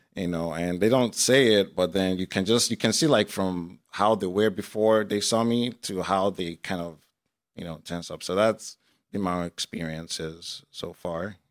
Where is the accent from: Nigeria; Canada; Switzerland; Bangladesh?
Nigeria; also born or lived in United States; now in Iowa, United States; I was born in Nigeria and raised for a few years there before moving to the United States.